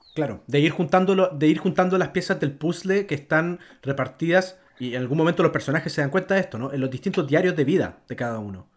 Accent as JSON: {"language": "Spanish", "country": "Chile", "said": "como chileno"}